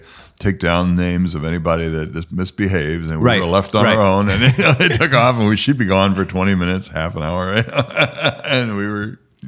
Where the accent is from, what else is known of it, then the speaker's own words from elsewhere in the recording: Fort Wayne, Indiana, United States; I grew up here in Fort Wayne. Mm-hmm. Belonged to St. Peter's Church, St. Peter's Parish